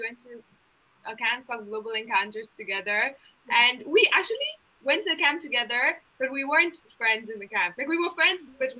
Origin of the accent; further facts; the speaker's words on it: Uganda; moved away as an adult; now in Montreal, Canada; I'm from Uganda